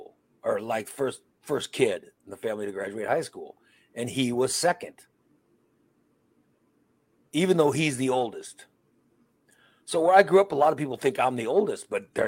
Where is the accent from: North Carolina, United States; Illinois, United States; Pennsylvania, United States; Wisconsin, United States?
Illinois, United States; Chicago and Gillespie; first language Spanish; English is a second language; We moved from Chicago to Gillespie. Okay. So no one spoke Spanish in Gillespie. I mean, nobody. In Chicago, everybody spoke Spanish